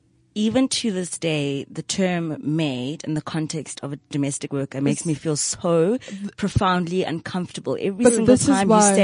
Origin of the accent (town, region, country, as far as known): Johannesburg, Gauteng, South Africa; born or raised there; accent: private school accent; also born or lived in Polokwane (Pietersburg)